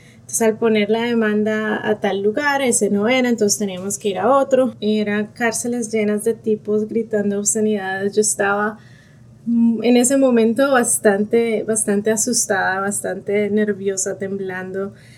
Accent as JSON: {"language": "Spanish", "region": "Bogotá", "country": "Colombia", "moved": "as an adult", "lives_now": "Dallas, United States", "said": "soy de Bogotá, Colombia, tengo 35 años y ahora vivo en Dallas, Texas, en Estados Unidos."}